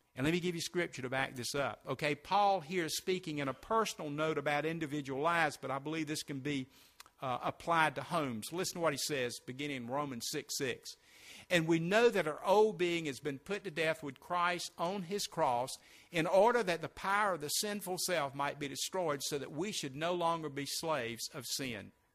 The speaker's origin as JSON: {"language": "English", "town": "Sumter", "region": "South Carolina", "country": "United States", "tie": "born or raised there", "also_born_or_lived": "Spartanburg, South Carolina", "said": "my hometown of Sumter"}